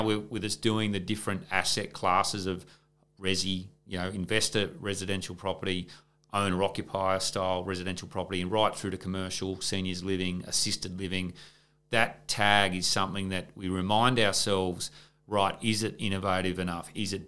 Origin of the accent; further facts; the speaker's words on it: Gunnedah, New South Wales, Australia; Like Ron and I grew up together in Gunnedah in country New South Wales.